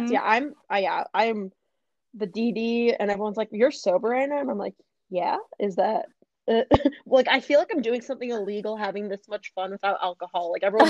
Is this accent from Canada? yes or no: yes; Canada; also born or lived in Algeria (ancestry); now in United States; I was born in Canada, so mm-hmm. I have Canadian citizenship. My parents are both from Northern Africa, so I have Algerian citizenship.